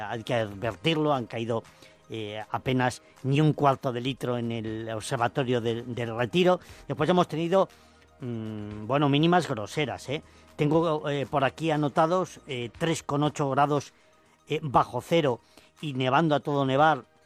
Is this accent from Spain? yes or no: yes; Cervantes, Galicia, Spain; now in Madrid, Spain; en Cervantes, en mi tierra